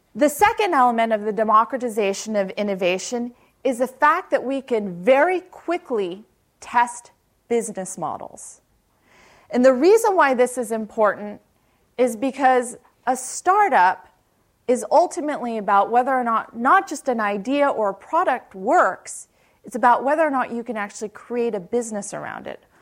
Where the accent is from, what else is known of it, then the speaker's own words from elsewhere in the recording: Palo Alto, California, United States; I grew up in Palo Alto, uh, went to high school right across El Camino and Palo Alto High School